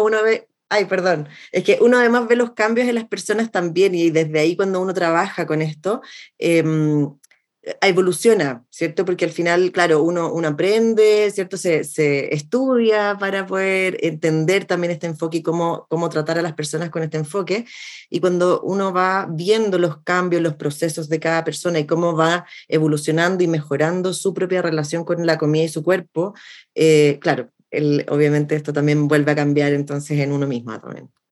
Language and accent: Spanish; Chile; soy chilena